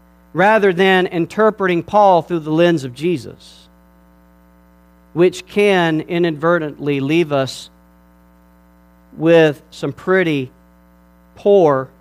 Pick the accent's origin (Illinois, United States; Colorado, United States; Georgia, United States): Georgia, United States; I'm from Georgia, and my wife's from Alabama, so we're from the real South